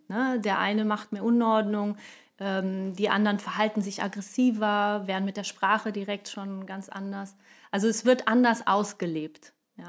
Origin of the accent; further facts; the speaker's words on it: Brazil; moved away; als Brasilianerin